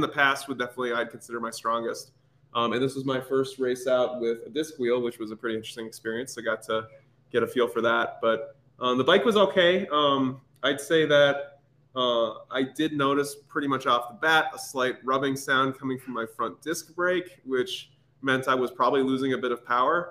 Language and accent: English; Minnesota, United States; moved away as an adult; I was born and raised in Minnesota for 20 years, so I'm pretty used to the cold.